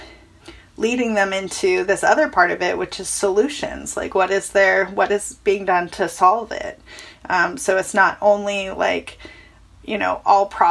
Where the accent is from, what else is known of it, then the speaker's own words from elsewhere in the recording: Chico, California, United States; my hometown caught fire. I'm from a town called Chico, California